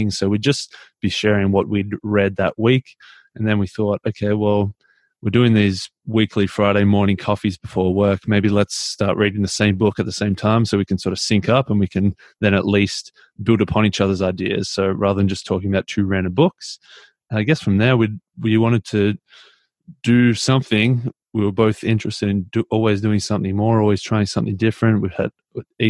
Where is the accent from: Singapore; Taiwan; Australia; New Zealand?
Australia; Melbourne, Victoria; also born or lived in Mildura, Australia / Papua New Guinea; I'm from Melbourne in Australia. I was born in Mildura, actually, which is like a country town about 8 hours out of Melbourne.